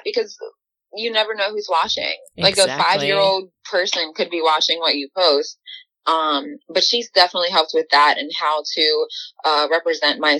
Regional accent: Baltimore, Maryland, United States; being from Baltimore, Charm City

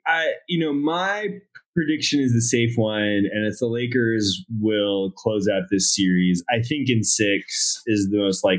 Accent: California, United States; there's this combination of not growing up in Los Angeles, but still growing up in California

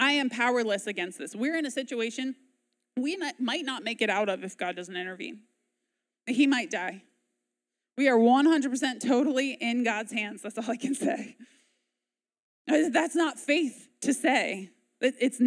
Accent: United States; As American

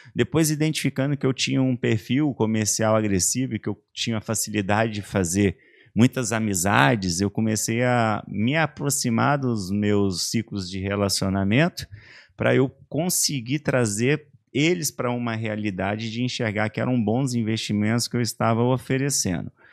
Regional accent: Vila Velha, Espírito Santo, Brazil; also born or lived in Coronel Fabriciano, Minas Gerais / Ipatinga, Minas Gerais; now in Santa Catarina, Brazil; Minha mãe foi morar no Espírito Santo, meus avós já estavam morando lá

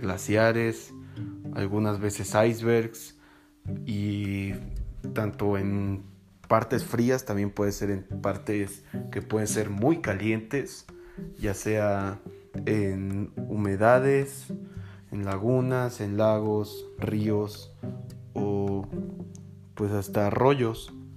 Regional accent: Tuxtla Gutiérrez, Chiapas, Mexico; moved away; yo soy de Tuxtla Gutiérrez, Chiapas

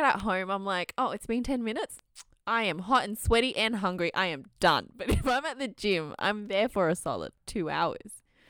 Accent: Australia; we're two Aussie Asian gals

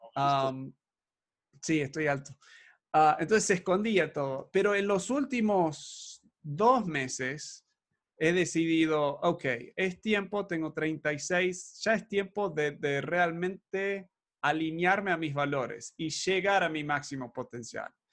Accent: Argentina; Yo me crié en Argentina

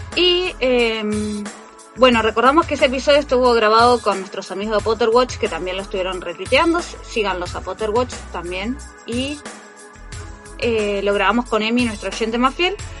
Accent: Argentina; Seguimos siendo argentinos

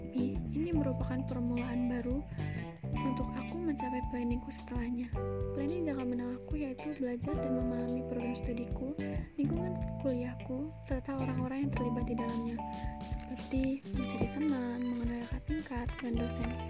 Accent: Lampung, Indonesia; Aku berasal dari Lampung, Kabupaten Tanggamus.

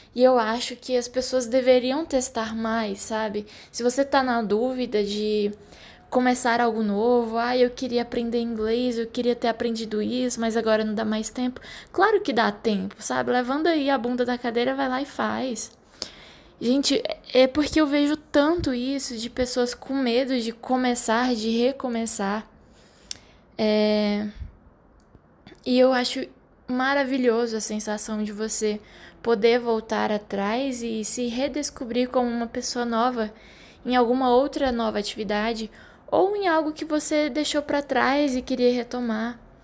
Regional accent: Brasília, Federal District, Brazil; moved away; que vim de Brasília, ainda já tinha quase premeditado ali o meu emprego que seria é, funcionária pública

